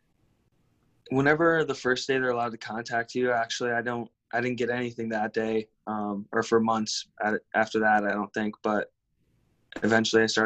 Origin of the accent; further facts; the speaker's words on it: Minnesota, United States; moved away as an adult; also born or lived in Denver, Colorado; now in Nebraska, United States; I was born in Denver, Colorado, but I grew up in Minnesota